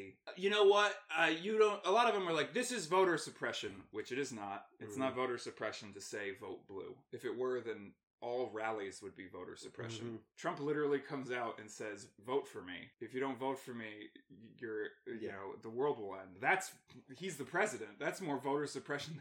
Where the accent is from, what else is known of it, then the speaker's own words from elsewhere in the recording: United States; as an American and as a veteran